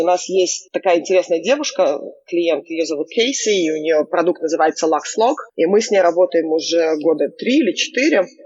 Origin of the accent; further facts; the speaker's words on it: Israel; now in New York, United States; я выросла в Израиле